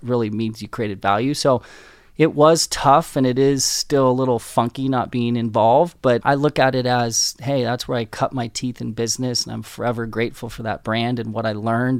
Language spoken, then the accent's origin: English; Southern California, United States; I grew up in Southern California